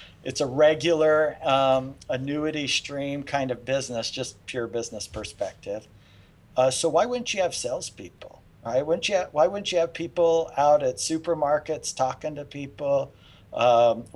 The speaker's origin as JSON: {"language": "English", "town": "Las Vegas", "region": "Nevada", "country": "United States", "tie": "born or raised there", "also_born_or_lived": "Houston", "moved": "as an adult", "said": "We grew up in Las Vegas."}